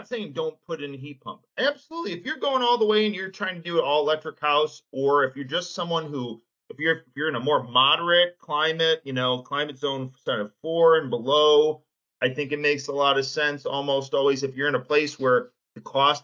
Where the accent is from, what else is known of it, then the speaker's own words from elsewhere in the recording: Detroit, Michigan, United States; I grew up being a U of M fan here in Metro Detroit